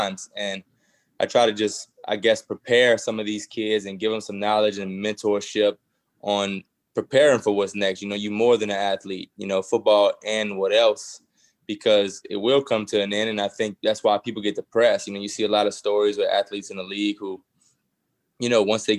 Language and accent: English; Thibodaux, Louisiana, United States; I'm from Thibodaux